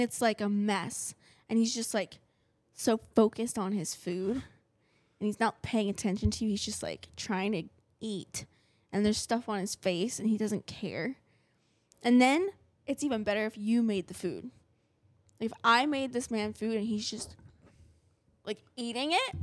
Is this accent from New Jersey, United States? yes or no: yes; New Jersey, United States; I'm from New Jersey.